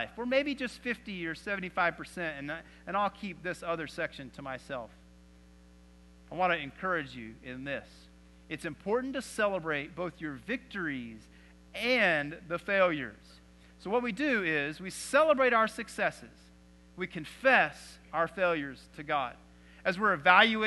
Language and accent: English; Texas, United States; growing up in Texas